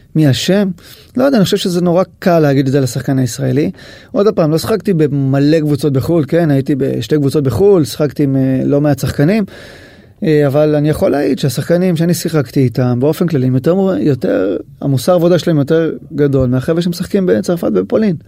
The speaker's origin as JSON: {"language": "Hebrew", "country": "Israel", "said": "אני ישראלי"}